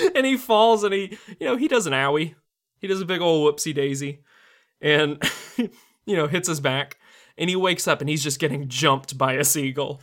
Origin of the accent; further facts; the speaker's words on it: St. Augustine, Florida, United States; I grew up near Saint Augustine